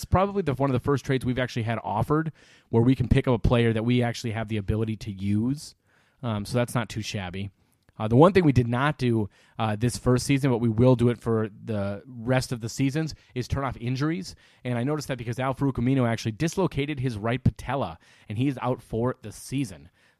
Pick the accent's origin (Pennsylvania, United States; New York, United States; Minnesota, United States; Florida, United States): Minnesota, United States; Roseville; He's from my hometown of Roseville.